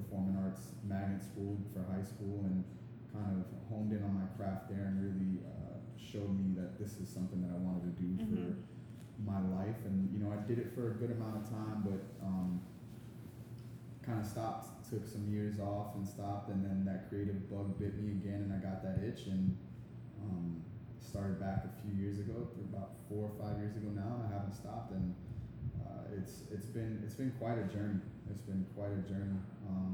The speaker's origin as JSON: {"language": "English", "town": "Miramar", "region": "Florida", "country": "United States", "tie": "born or raised there", "also_born_or_lived": "Ives Dairy, Florida", "said": "Born and raised here in South Florida. I was born in Miramar, raised in Miramar for the first 14 years of my life"}